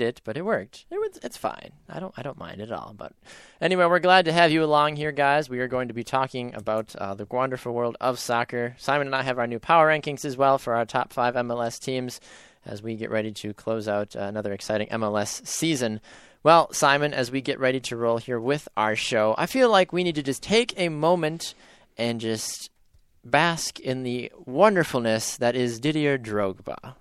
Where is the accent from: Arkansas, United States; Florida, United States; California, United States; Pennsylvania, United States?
Florida, United States; Naples; now in Wisconsin, United States; I'm from Florida. Naples, Florida yeah. is where I call home occasionally when I'm not living up here in Wisconsin.